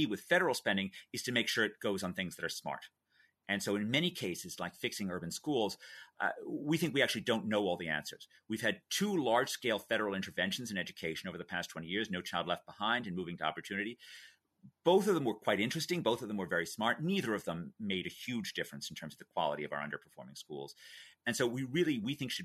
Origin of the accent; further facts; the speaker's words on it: New York City, New York, United States; I was a kid growing up in New York City